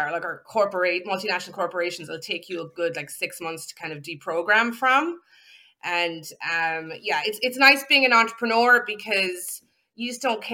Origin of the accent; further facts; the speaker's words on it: Ireland; also born or lived in County Clare, Ireland; I'm also Irish, of course, and I have a farm in Ireland.